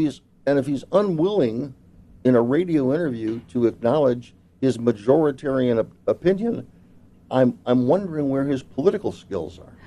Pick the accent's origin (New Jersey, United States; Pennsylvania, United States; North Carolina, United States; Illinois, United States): Illinois, United States; Chicago